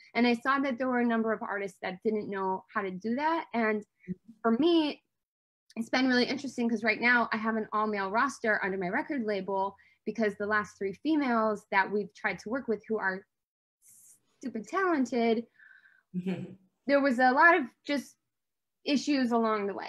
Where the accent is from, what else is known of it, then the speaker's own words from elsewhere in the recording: Detroit, Michigan, United States; I grew up in Motown